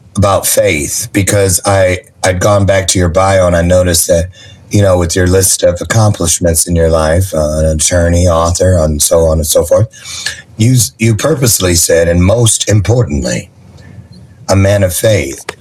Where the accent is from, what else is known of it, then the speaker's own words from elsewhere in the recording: Niles, Michigan, United States; also born or lived in Berrien Springs, Michigan; raised in Niles